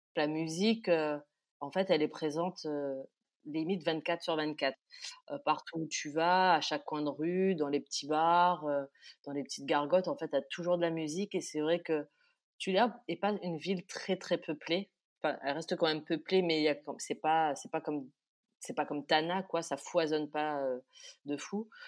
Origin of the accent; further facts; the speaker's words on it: Réunion; La culture réunionnaise m'a beaucoup aidé